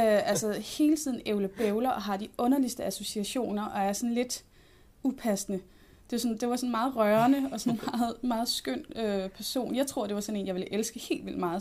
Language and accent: Danish; North Zealand, Capital Region of Denmark, Denmark; jeg er fra, fra Sjælland. Jeg er fra Nordsjælland.